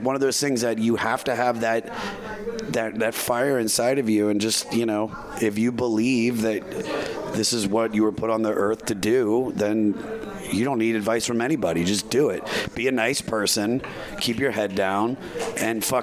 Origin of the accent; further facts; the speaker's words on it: Washington, District of Columbia, United States; I'm a comic from Washington, D.C. area